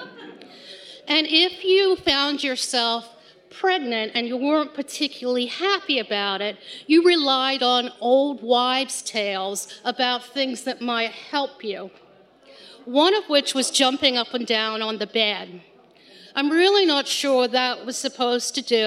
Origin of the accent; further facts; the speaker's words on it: England, United Kingdom; I grew up in England with two very proper